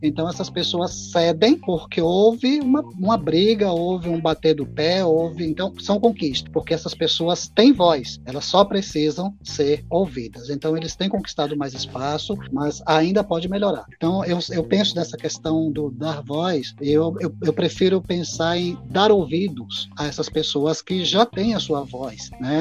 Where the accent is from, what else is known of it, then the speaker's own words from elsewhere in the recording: Itabuna, Bahia, Brazil; now in Feira de Santana, Brazil; eu sou natural de Itabuna, mas residente em Feira de Santana já há uns 14 anos